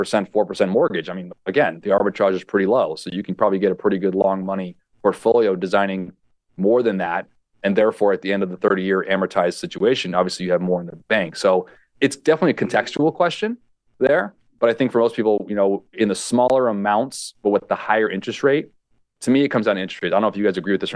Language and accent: English; California, United States; also born or lived in Hawaii; Growing up in California, I lived in Hawaii